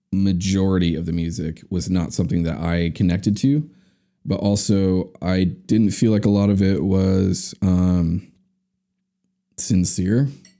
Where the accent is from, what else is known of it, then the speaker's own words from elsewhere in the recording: California, United States; In Orange County.